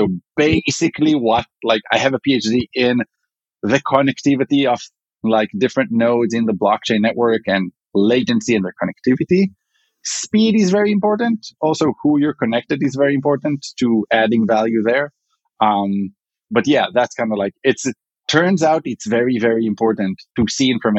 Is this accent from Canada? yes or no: no; Israel; accent: Israeli; English is a second language; moved away as an adult; now in Chicago, United States; I'm originally from Israel